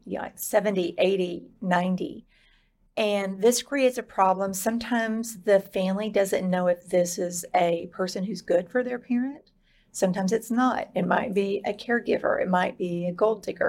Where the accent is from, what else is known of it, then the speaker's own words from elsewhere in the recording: Dallas, Texas, United States; I was born in West Texas and raised in the Dallas area